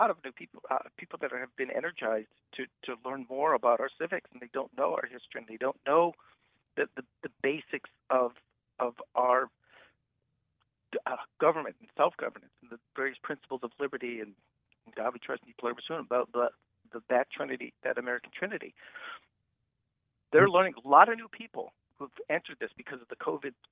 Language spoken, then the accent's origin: English; Germany; born there; I was born in Germany in 1939 um, during World War II